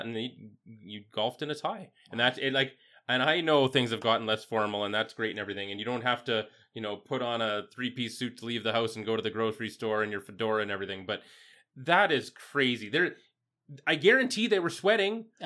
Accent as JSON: {"language": "English", "town": "Yorkton", "region": "Saskatchewan", "country": "Canada", "tie": "born or raised there", "said": "growing up in Yorkton"}